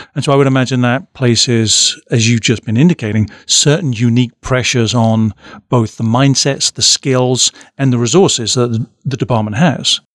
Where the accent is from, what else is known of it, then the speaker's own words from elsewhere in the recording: United Kingdom; now in Omaha, United States; my experience as a as a Brit